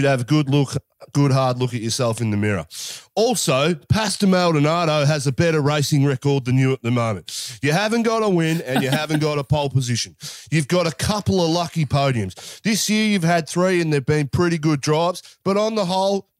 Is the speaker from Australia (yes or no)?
yes; Australia; as an Aussie